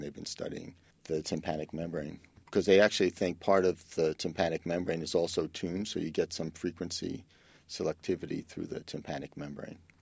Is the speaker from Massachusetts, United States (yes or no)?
no; New York City, New York, United States; growing up in the Bronx, I can't take quiet